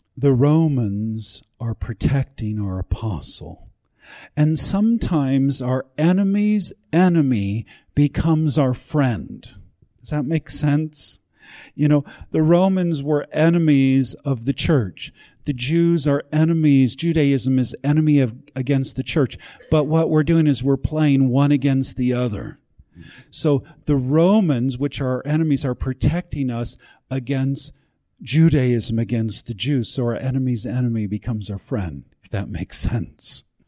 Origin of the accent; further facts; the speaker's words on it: United States; I'm an American